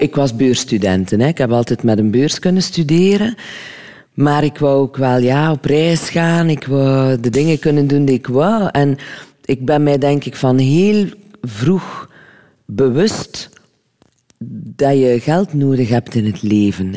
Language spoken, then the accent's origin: Dutch; Lochristi, Flanders, Belgium; Dus ik ben van Locristi